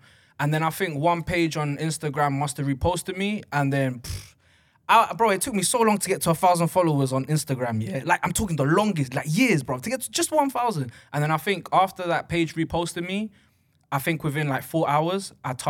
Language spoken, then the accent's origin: English; United Kingdom; even though I'm British as hell, yeah, I'm super, super Ecuadorian.